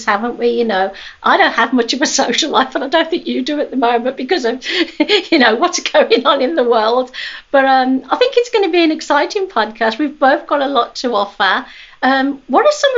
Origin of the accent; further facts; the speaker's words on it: England, United Kingdom; moved away; at high school in England, because obviously I was born in England